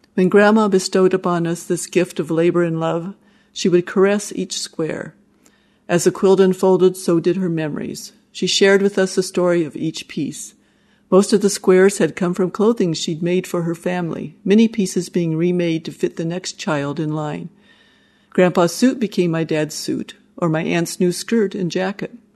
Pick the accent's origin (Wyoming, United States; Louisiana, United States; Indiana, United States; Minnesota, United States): Wyoming, United States; I grew up in Wyoming, and Steve and I raised our family there